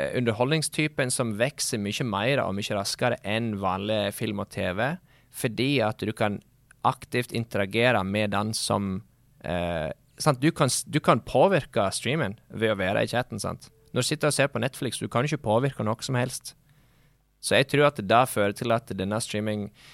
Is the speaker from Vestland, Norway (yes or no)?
yes; Sogndal, Vestland, Norway; Det er jo lettere å skjønne meg på engelsk enn norsk, siden jeg er fra Sogndal.